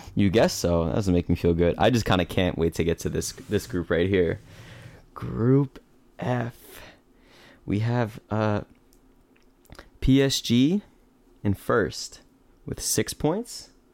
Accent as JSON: {"language": "English", "country": "United States"}